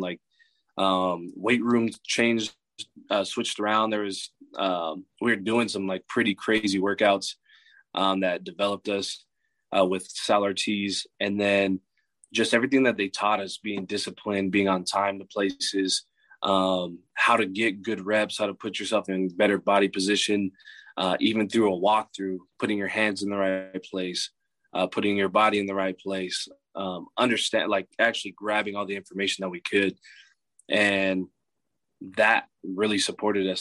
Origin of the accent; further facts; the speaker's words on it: California, United States; moved away as an adult; also born or lived in Hacienda Heights, California / Bozeman, Montana; I'm from California, too